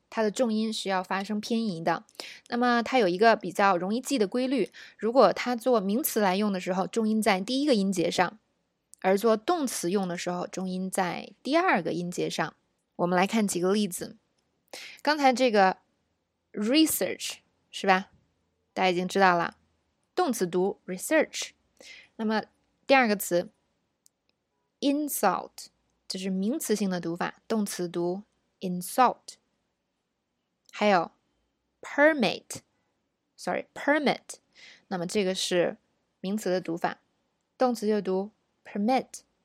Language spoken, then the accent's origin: Chinese; China; 我们中国人说英语的习惯，容易把这个辅音啊发得太重了